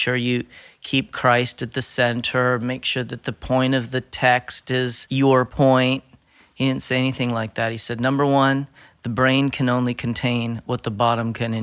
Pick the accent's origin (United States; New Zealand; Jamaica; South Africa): United States; Winfield, Pennsylvania; I grew up in Winfield, Pennsylvania, which is a little village bed community outside of Lewisburg, Pennsylvania